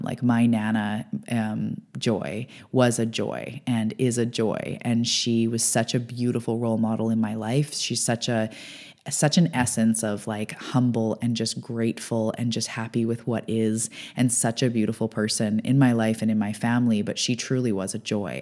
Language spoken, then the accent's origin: English; Canada; I'm a Canadian